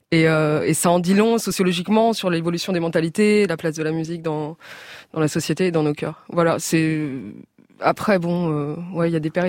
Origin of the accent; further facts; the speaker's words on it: Maisons-Alfort, Île-de-France, France; Et la j'ai grandi À, près de Créteil, à Maison Alfort.